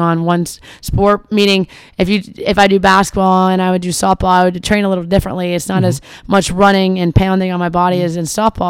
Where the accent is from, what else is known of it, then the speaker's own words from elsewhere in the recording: Parkersburg, West Virginia, United States; I'm actually from Parkersburg, West Virginia. My parents are from there